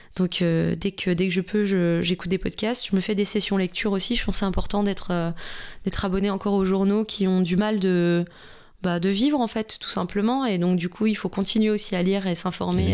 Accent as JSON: {"language": "French", "town": "Besançon", "region": "Bourgogne-Franche-Comté", "country": "France", "tie": "born or raised there", "moved": "as an adult", "lives_now": "Paris, France", "said": "j'ai grandi en Franche-Comté, à Besançon, voilà, vers la Suisse"}